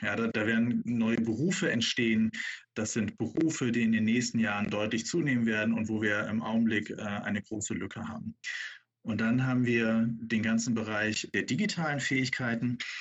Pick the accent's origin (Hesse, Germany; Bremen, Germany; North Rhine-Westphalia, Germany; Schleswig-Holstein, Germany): Bremen, Germany; als gebürtiger Bremer